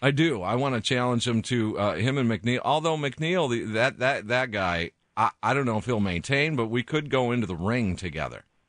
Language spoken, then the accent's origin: English; Kenosha, Wisconsin, United States; I grew up in Kenosha, so that's that's kind of the armpit of Chicago